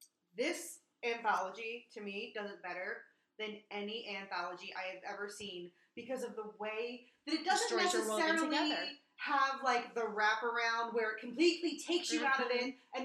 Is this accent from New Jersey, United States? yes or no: yes; New Jersey, United States; born or raised there